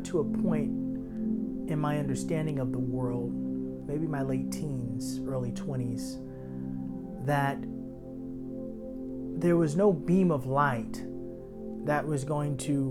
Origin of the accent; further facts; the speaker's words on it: New York City, New York, United States; As a child growing up in Harlem